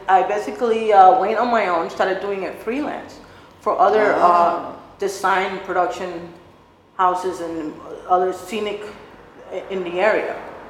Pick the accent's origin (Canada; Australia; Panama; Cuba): Cuba; I moved from, we came from Cuba with my immediate family, basically, my mom, dad, and mm-hmm. Sister.